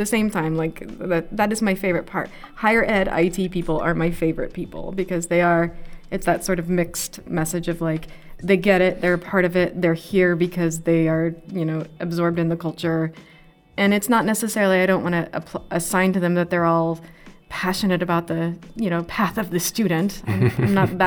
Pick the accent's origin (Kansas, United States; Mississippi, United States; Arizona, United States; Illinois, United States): Kansas, United States; moved away; also born or lived in Massachusetts; I'm from Kansas